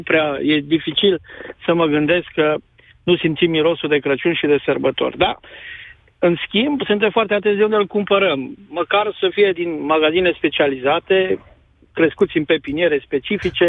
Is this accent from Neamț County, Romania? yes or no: no; Sibiu, Sibiu County, Romania; Suntem de la Sibiu și ne-am obișnuit de mici cu bradul